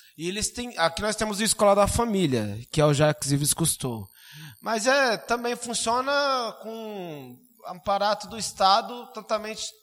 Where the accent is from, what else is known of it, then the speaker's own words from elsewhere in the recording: Suzano, São Paulo, Brazil; eu saí do Miguel Badra